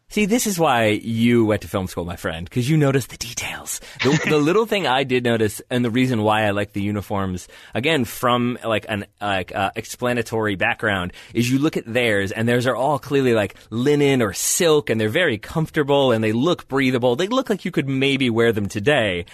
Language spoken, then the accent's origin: English; United States; being an American